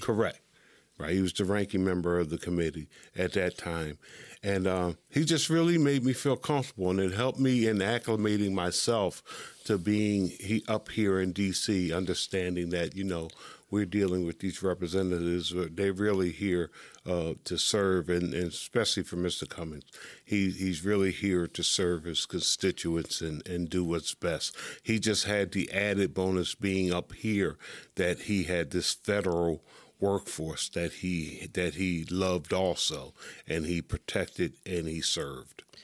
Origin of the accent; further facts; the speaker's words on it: Pennsylvania, United States; from Pennsylvania, my home state.